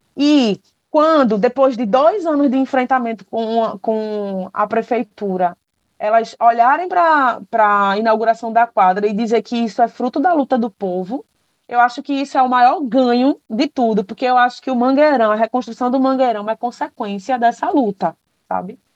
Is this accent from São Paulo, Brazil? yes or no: no; Paulista, Pernambuco, Brazil; Eu cresci em Paratibe